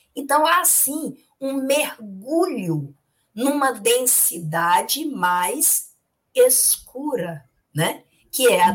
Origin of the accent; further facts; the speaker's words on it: Itapajé, Ceará, Brazil; quando eu era criança pequena, lá em Tapajé